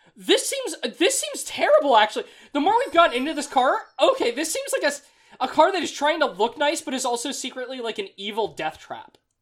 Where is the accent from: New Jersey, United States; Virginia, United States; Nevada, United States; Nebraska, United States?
Nevada, United States; Las Vegas; now in East Coast, United States; I am from Vegas